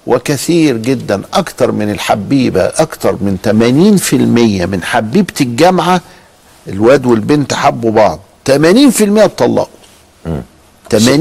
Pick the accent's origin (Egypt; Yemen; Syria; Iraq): Egypt; إحنا عندنا في مصر